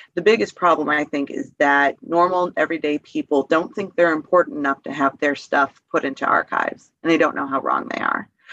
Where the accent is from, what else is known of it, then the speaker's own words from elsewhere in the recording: Detroit, Michigan, United States; moved away as an adult; also born or lived in Grand Rapids / Traverse City; now in Flint, United States; I'm from Detroit, but I worked in Grand Rapids